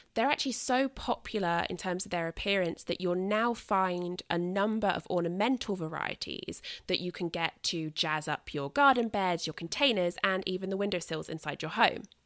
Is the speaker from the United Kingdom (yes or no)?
yes; United Kingdom; accent: British; I am British.